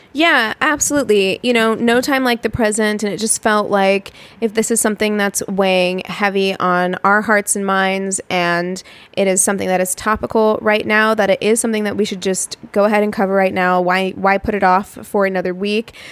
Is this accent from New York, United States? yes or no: no; Los Angeles, California, United States; we're from Los Angeles